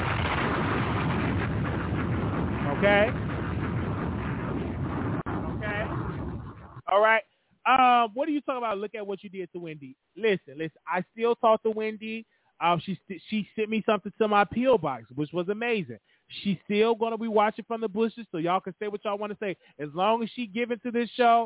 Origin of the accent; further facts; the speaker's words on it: Chicago, Illinois, United States; I'm from Chicago.